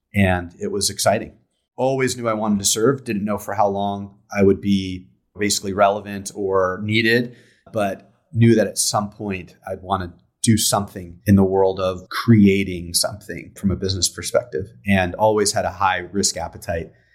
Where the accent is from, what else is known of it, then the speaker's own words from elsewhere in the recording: San Diego, California, United States; I'm from, uh, I'm from San Diego, San Diego, California. Grew up here